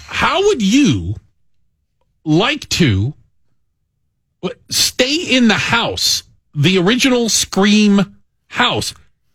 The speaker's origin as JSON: {"language": "English", "region": "Arizona", "country": "United States", "moved": "yes", "lives_now": "Chicago, United States", "said": "I come from Arizona where Kit Kats are at the top"}